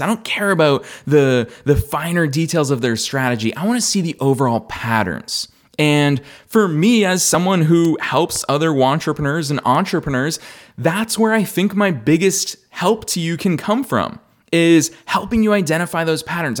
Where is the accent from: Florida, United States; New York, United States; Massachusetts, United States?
Massachusetts, United States; Marlborough; there's a guy from my hometown who played in the World Cup for the United States men's national team.